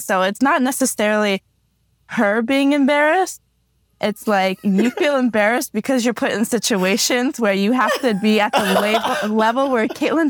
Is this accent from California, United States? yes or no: yes; Orange County, California, United States; I'm from California, OC.